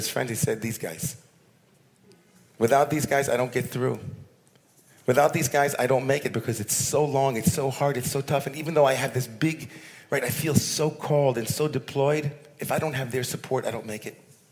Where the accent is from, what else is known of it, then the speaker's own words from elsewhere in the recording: United States; all of us as American Jews